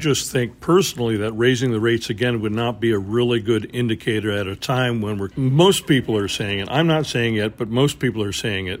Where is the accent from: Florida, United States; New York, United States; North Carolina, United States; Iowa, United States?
New York, United States; New York City; Thanks so much for having me here at the Tudor Steakhouse in my hometown of New York City.